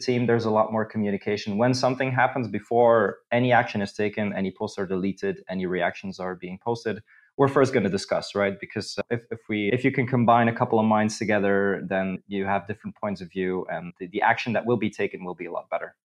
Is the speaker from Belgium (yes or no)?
yes; Belgium; moved away as an adult; now in Krakow, Poland; I'm originally from Belgium, so I'm, I'm, the perfect example of a Belgian